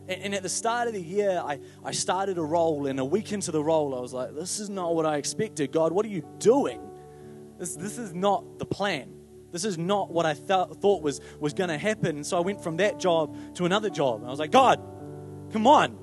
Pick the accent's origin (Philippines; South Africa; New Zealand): New Zealand; I'm a New Zealander